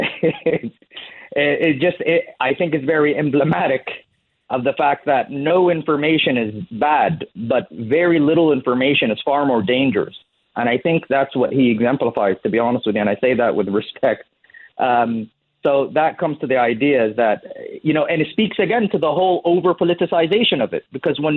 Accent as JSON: {"language": "English", "country": "United States", "tie": "born or raised there", "also_born_or_lived": "United Kingdom", "moved": "yes", "lives_now": "Saudi Arabia", "said": "I was brought up in the United States, lived most of my life in the UK"}